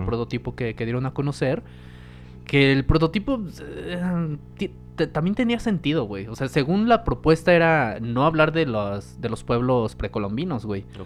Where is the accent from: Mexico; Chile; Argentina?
Mexico; como mexicanos